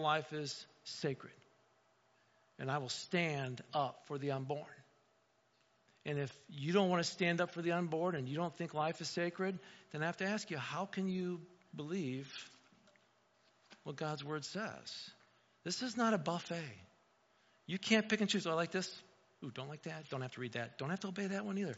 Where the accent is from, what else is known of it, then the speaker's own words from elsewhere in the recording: near South Bend, Indiana, United States; moved away as an adult; now in Wauseon, United States; I grew up in Indiana, 20 minutes outside of South Bend.